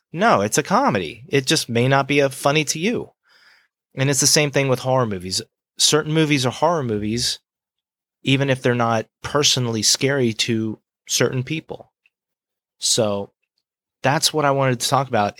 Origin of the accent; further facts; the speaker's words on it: Gulf Breeze, Florida, United States; I'm from Gulf Breeze, Florida